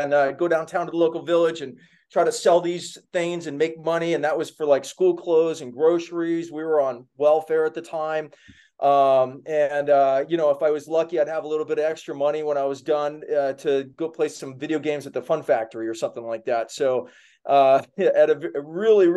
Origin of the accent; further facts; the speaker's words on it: Kona, Hawaii, United States; I grew up in Hawaii on the Big Island in Kona, a pretty small town